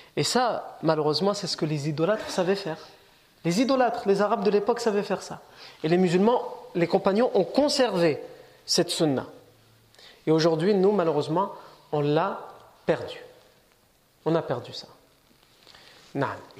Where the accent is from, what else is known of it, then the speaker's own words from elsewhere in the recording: France; on est né ici, on est français, on est chez nous